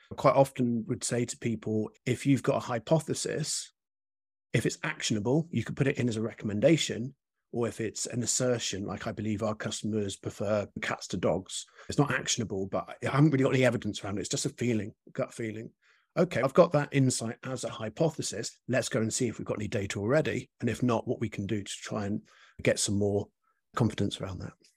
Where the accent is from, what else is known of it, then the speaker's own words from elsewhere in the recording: United Kingdom; as a British person